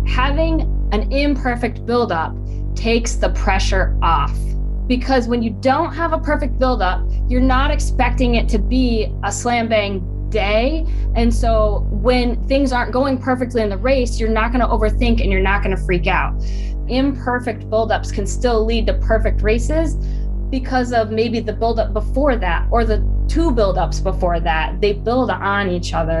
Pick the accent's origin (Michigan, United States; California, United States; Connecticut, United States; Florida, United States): Michigan, United States; moved away as an adult; also born or lived in Idaho; I grew up in Michigan, little state